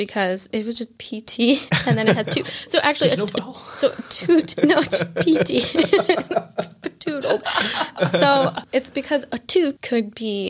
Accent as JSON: {"language": "English", "country": "United States", "tie": "born or raised there"}